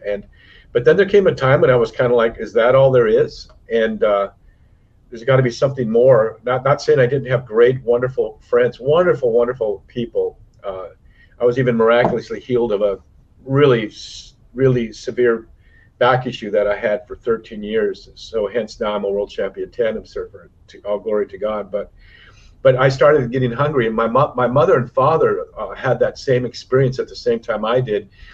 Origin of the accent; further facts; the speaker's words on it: Santa Cruz, California, United States; also born or lived in North Dakota; now in Hawaii, United States; we moved to Santa Cruz as a kid